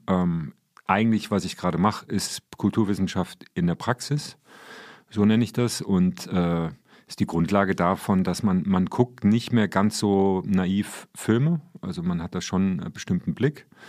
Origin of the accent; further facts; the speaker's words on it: Marburg, Hesse, Germany; ich bin sozialisiert worden. Also ich stamme aus Marburg